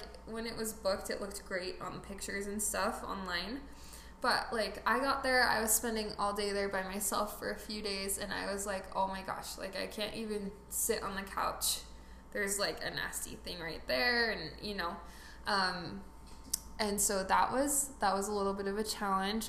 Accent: Utah Valley, United States; I grew up in Utah Valley

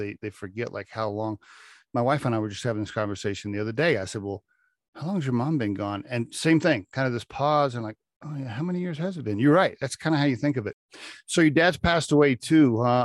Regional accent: Chickasha, Oklahoma, United States; I grew up in Chickasha, Oklahoma, which is about 30 minutes southwest of Norman

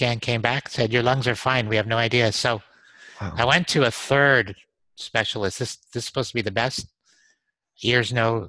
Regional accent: New Mexico, United States; now in Austin, United States; I'm from New Mexico in Austin.

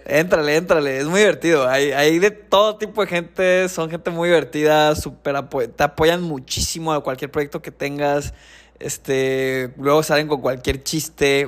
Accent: Ciudad Obregón, Sonora, Mexico; moved away; also born or lived in Querétaro; yo soy de Ciudad Obregón.

